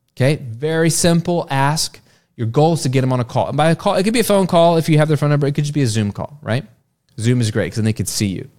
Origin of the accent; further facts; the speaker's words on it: Virginia, United States; now in Florida, United States; I went to school after Labor Day when I grew up in Virginia, but it is different down here in Florida